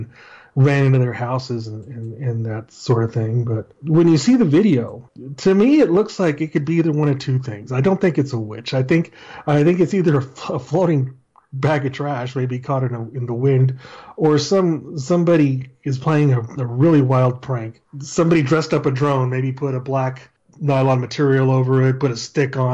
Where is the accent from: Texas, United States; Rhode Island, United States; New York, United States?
Texas, United States; El Paso; I'm from El Paso, Texas